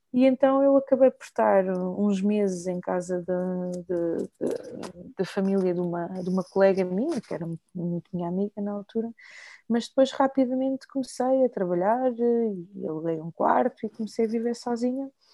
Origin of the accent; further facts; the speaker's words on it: Lisbon, Portugal; accent: Portuguese (from Portugal); also born or lived in Maputo, Mozambique; eu cresci em Lisboa